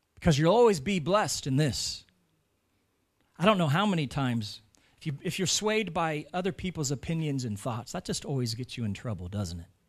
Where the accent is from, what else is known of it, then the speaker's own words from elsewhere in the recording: United States; moved away as an adult; now in Ireland; I'm American